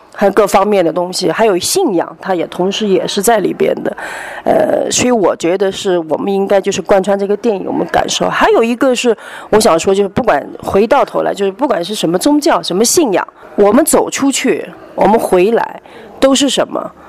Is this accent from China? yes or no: yes; Fujian, China; 那我是闽南人。呃，闽南人呢，我们闽南人就是像我们每一家都有家庙，我有家谱。